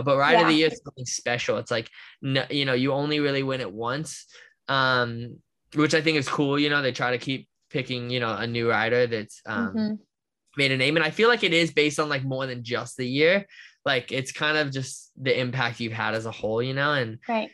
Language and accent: English; Orlando, Florida, United States; growing up where I grew up in Orlando and in America